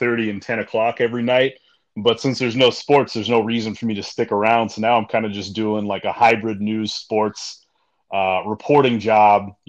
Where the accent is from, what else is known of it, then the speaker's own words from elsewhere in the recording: Montana, United States; I growing up in Montana, you don't really have like a regional affiliation